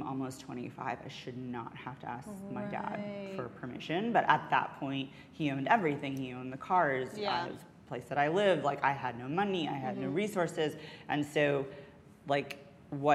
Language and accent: English; Alabama, United States; moved away as an adult; I grew up in Alabama